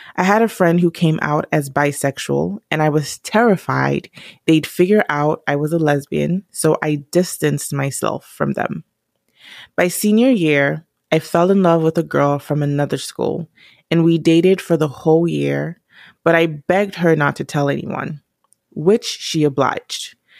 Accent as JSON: {"language": "English", "country": "Nigeria", "said": "I'm Nigerian"}